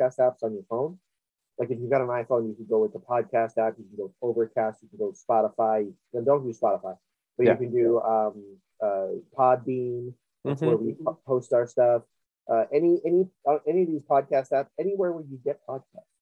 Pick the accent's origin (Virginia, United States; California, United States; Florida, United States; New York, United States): Florida, United States; Miami; I am from Miami